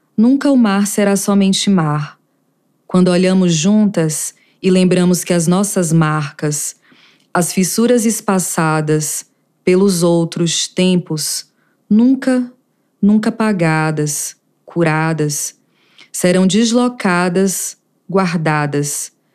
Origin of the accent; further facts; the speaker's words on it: Conceição do Jacuípe, Bahia, Brazil; now in Brasília, Brazil; Sou baiana de Berimbau, Conceição do Jacuípe. Estou em Brasília.